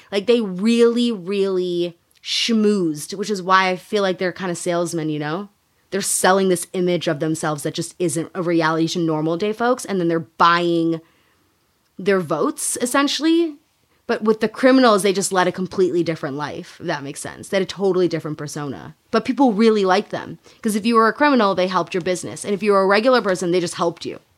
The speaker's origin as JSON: {"language": "English", "region": "Illinois", "country": "United States", "tie": "born or raised there", "said": "I grew up in Illinois"}